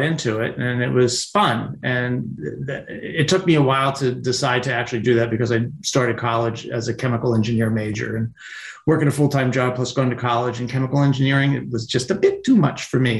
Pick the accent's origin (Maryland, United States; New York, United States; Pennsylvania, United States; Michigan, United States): Pennsylvania, United States; working in Pennsylvania in the wintertime, uh, construction or even milking cows